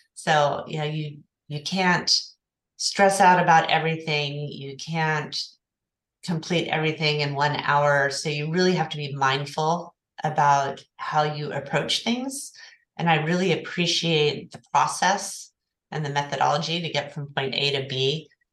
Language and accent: English; Oklahoma City, Oklahoma, United States; moved away as an adult; now in Santa Barbara, United States; I'm originally from Oklahoma City